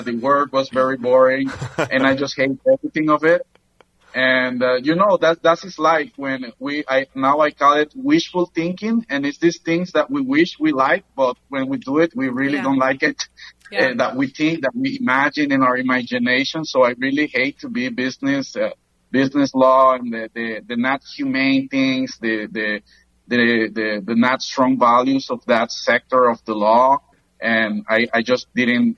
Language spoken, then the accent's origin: English; Granada, Nicaragua; now in Managua, Nicaragua; I grew up in Granada, Nicaragua